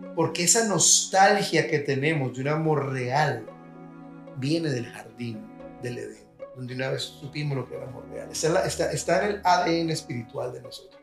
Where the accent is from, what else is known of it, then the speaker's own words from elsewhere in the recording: Colombia; now in United States; Yo como colombiano, cuando llegué a los Estados Unidos